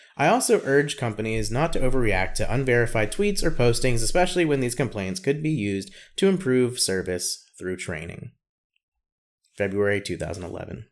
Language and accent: English; the South, United States; accent: Southern; my Southern accent after they already know that I'm, in fact, Southern